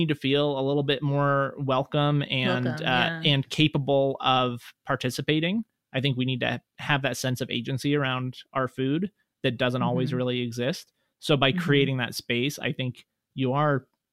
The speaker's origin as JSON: {"language": "English", "town": "Reno", "region": "Nevada", "country": "United States", "tie": "born or raised there", "said": "growing up here, I think like many people, I didn't like my hometown very much. And Reno also was a very different city"}